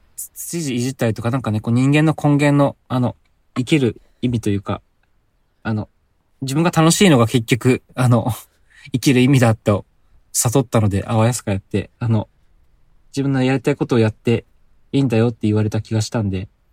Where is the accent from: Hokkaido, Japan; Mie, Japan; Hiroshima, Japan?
Hokkaido, Japan; now in Aichi, Japan; 僕も北海道出身で